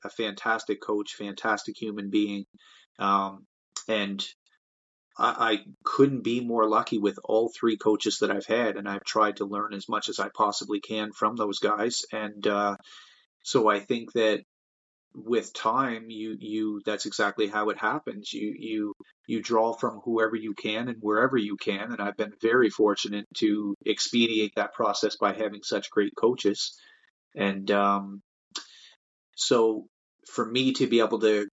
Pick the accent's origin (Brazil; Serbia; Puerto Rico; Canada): Canada; make a living in my own hometown. I love it here. I was born and raised here, and I have no plans on going anywhere